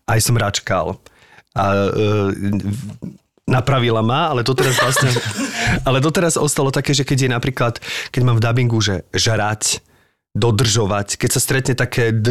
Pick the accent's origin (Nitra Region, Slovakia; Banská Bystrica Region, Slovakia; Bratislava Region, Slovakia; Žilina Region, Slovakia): Nitra Region, Slovakia; Zlaté Moravce; Ale my sme zo Zlatým Moraviec